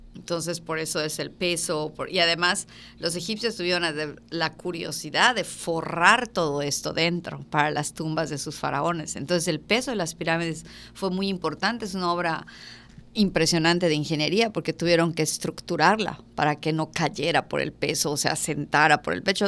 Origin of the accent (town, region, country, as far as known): Mexico